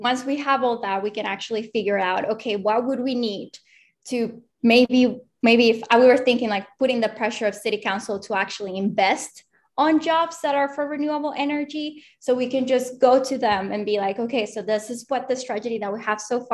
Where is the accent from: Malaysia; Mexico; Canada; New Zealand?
Mexico; Mexico City; now in Austin, United States; I'm originally from Mexico City